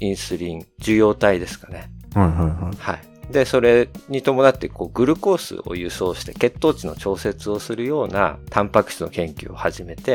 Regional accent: United States; born there; はい、アメリカ生まれなんですけど

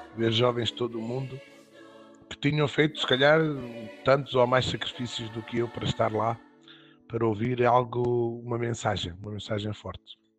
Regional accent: Évora, Alentejo, Portugal; sou de Évora uh, e vivo em Évora

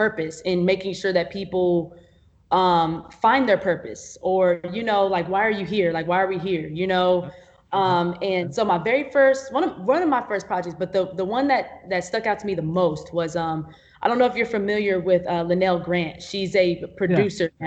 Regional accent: Arlington, Texas, United States; also born or lived in Fort Worth / Mansfield; I was mostly raised like in Arlington, Mansfield area

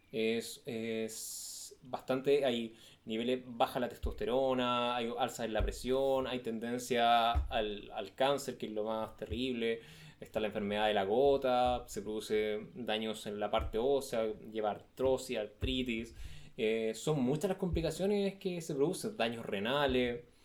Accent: Chile; Chile, que es el, país donde yo nací

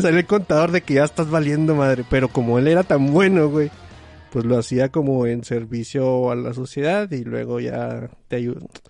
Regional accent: Chihuahua, Mexico; a la gente que somos de Chihuahua nos dicen mucho que di cosas con eche

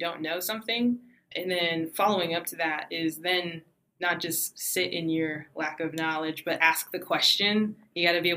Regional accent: Denver, Colorado, United States; I'm from Denver, Colorado, which is rare these days

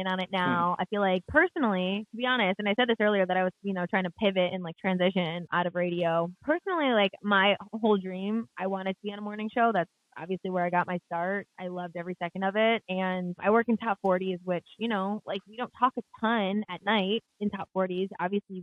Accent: Michigan, United States; I'm from Michigan originally

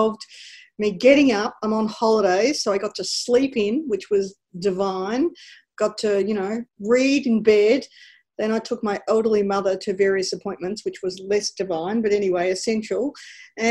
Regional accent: Ararat, Victoria, Australia; moved away as an adult; also born or lived in Ballarat, Australia; So I was born in Ballarat because my mother had preeclampsia, but I grew up my entire life in a small country town called Ararat.

